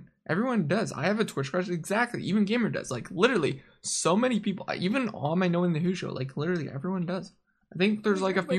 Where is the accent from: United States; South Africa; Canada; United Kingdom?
Canada; I'm Canadian.